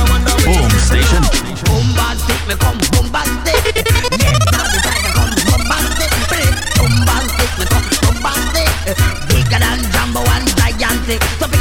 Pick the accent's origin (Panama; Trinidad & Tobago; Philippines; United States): Trinidad & Tobago; I come from Trinidad